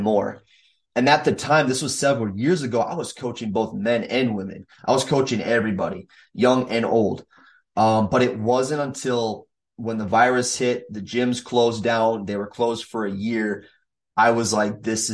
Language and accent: English; Minnesota, United States; not only coach here in my hometown or in the states of Minnesota where I live